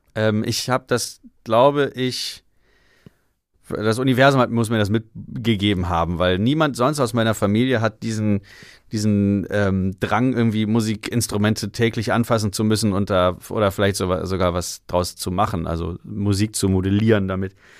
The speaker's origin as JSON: {"language": "German", "town": "Salzgitter", "region": "Lower Saxony", "country": "Germany", "moved": "as an adult", "lives_now": "Berlin, Germany", "said": "in Salzgitter, da wo ich herkomme, da geht halt nix."}